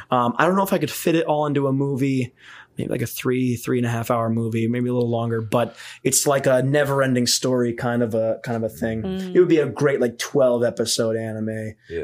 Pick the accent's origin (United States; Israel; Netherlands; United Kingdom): United States; Lake Geneva, Wisconsin; also born or lived in Burlington, Wisconsin; So I moved from Burlington to Lake Geneva. Burlington's like 15 minutes away from Lake Geneva